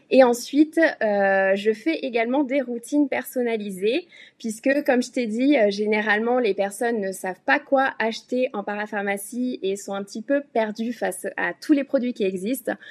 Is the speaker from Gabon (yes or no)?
no; France; moved away as an adult; now in Hong Kong; j'ai quitté la France il y a quelques années